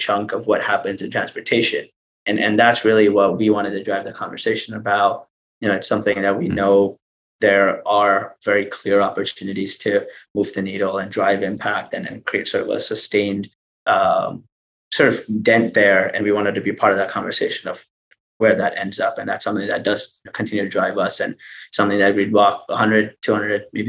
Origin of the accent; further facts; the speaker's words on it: India; I come from India